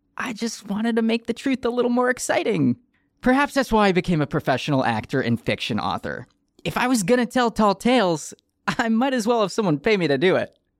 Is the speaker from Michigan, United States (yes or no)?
yes; Detroit, Michigan, United States; As the youngest child of three growing up in Detroit, Michigan in the 1990s